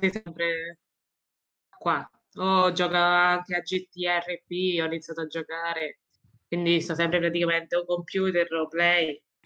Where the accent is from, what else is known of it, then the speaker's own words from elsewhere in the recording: Roccafluvione, province of Ascoli Piceno, Marche, Italy; vengo da Rocapione, è un piccolo paesino nelle Marche, in provincia di Ascoli Vicena